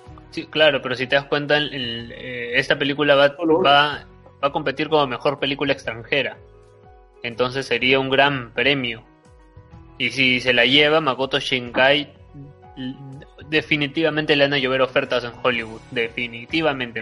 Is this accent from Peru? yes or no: yes; Peru; porque soy peruano, o sea, es una película por el cual este, mi país está compitiendo